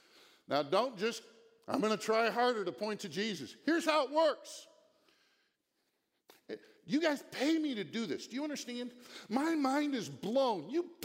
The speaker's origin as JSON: {"language": "English", "region": "Virginia", "country": "United States", "said": "Down there yesterday with our grandkids, we're here from Virginia."}